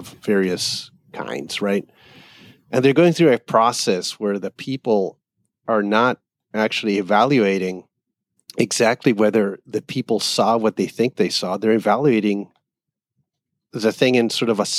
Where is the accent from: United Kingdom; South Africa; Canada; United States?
Canada; I grew up in Canada